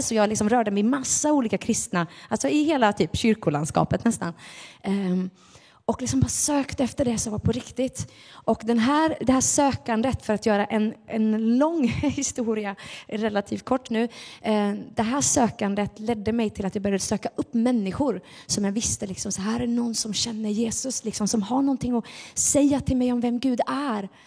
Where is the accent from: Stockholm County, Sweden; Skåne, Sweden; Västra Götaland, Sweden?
Västra Götaland, Sweden; Gothenburg; Vi var med i Finska pingstkyrkan när jag var barn inne i Göteborg